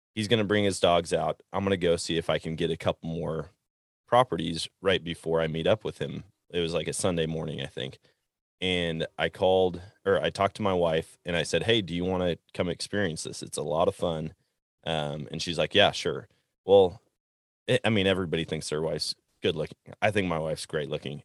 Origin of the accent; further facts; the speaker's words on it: Wisconsin, United States; growing up in Wisconsin, it seemed like everybody had kind of the same strategy